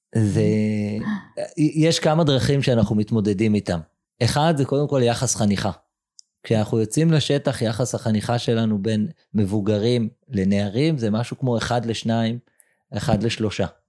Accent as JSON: {"language": "Hebrew", "town": "Jerusalem", "region": "Jerusalem District", "country": "Israel", "tie": "born or raised there", "said": "גדלתי בירושלים של שנות ה-80"}